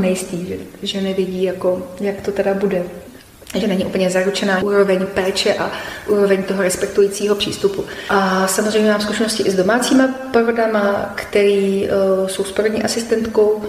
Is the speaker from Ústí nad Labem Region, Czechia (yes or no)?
no; Liberec Region, Czechia; u nás v Libereckém kraji